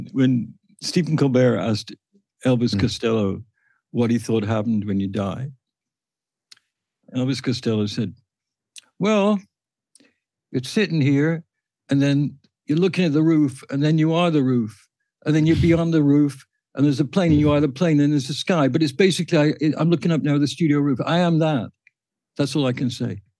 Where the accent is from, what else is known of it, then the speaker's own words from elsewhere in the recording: the industrial part of England, United Kingdom; moved away; Where I grew up in England, in the industrial part of England